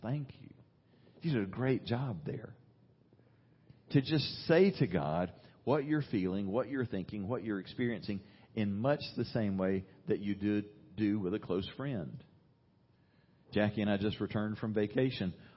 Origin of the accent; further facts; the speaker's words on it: United States; as an American